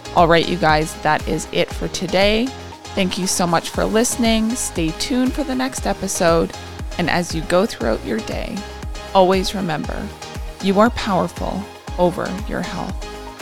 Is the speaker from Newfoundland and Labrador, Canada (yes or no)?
no; Warman, Saskatchewan, Canada; I grew up outside of Warman